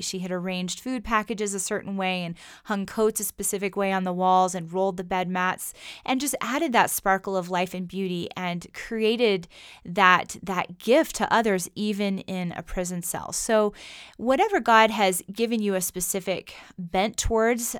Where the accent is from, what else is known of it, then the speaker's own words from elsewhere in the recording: United States; us, as modern American Christians